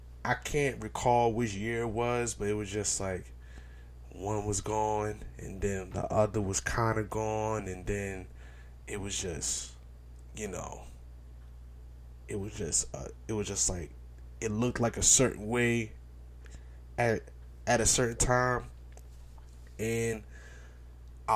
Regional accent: New York City, New York, United States; growing up in Brooklyn

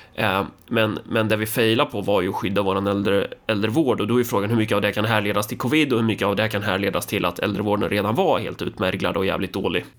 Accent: Närke, Örebro County, Sweden; jag är närking

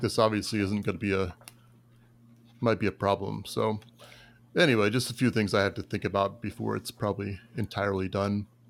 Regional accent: Tampa Bay area, Florida, United States; I'm from, uh, the Tampa Bay area

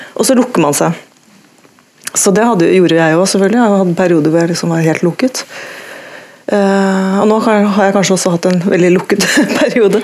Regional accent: Tønsberg, Vestfold, Norway; also born or lived in Oslo; jeg ikke er født i Tønsberg, men eh, i Oslo, men jeg vokste opp i Tønsberg

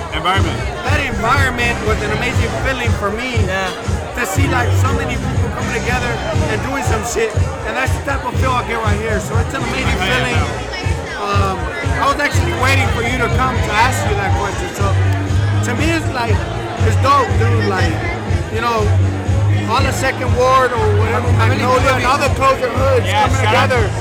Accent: Houston, Texas, United States; we're big on the community and we're from Second Ward.

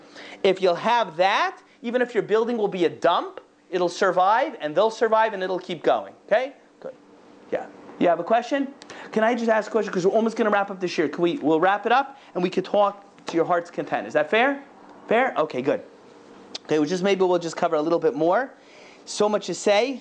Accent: Boca Raton, Florida, United States; moved away; I grew up in Boca Raton, Florida.

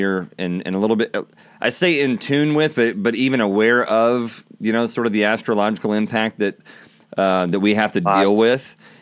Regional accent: Texas, United States; I'm from Texas

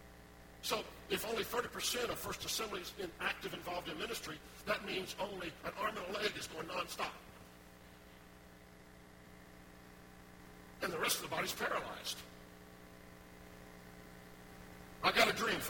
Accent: New Orleans, Louisiana, United States; moved away; I grew up in New Orleans

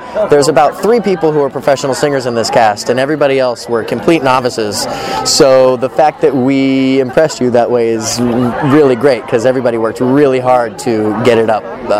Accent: Southern California, United States; Born and raised in Southern California.

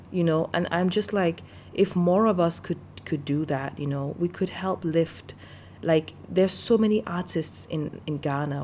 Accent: Denmark; also born or lived in Nigeria; I grew up in Denmark, and even though I'm not ethnically a Dane

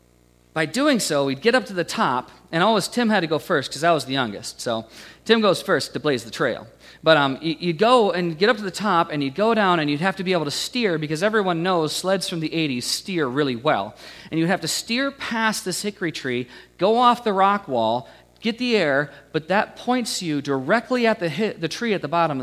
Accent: United States; The house that I grew up in, you know, about 20 miles down the road from here, I grew up on Stony Creek

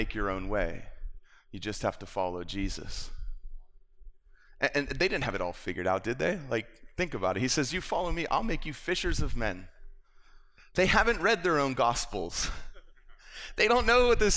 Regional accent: West Palm Beach, Florida, United States; moved away as an adult; I grew up in South Florida. I'm from West Palm Beach, Florida. I lived there for the first 20 years of my life.

